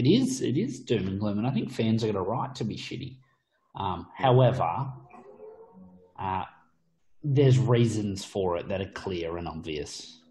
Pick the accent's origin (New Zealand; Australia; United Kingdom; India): Australia; We love it as Aussie fans.